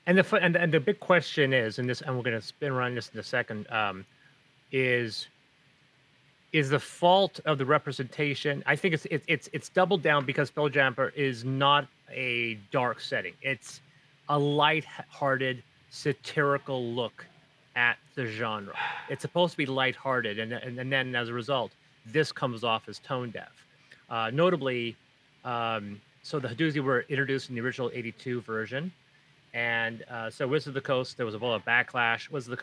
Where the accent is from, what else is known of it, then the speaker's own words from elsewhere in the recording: Azores, Portugal; And the funny thing is that I'm from the Azores, and the Azores are at least a couple tones darker than mainland Portugal.